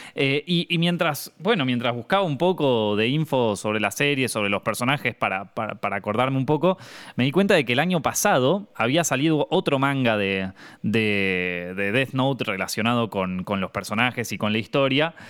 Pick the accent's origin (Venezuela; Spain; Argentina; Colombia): Argentina; siendo argentino